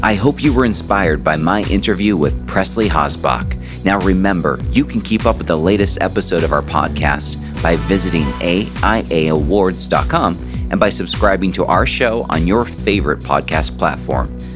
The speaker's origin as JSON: {"language": "English", "region": "Hawaii", "country": "United States", "tie": "born or raised there", "moved": "yes", "said": "I grew up in Hawaii"}